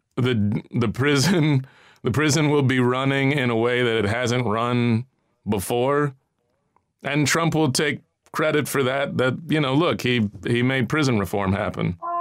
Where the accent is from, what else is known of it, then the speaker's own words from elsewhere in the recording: United States; I feel a little inferior as an American